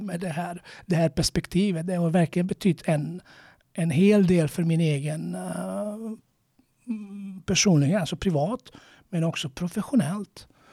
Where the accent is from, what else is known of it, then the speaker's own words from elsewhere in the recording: Croatia; now in Sweden; jag är från Kroatien